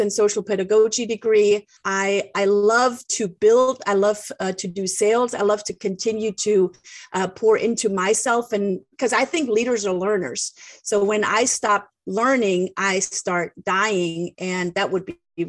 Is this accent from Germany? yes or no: yes; Germany; English is a second language; moved away as an adult; now in United States; I was born and raised in Germany and am now living the American dream.